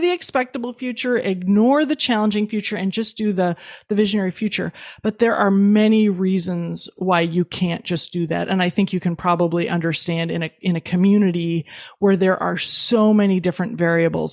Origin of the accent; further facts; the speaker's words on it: Midwest, United States; I was raised in the Midwest.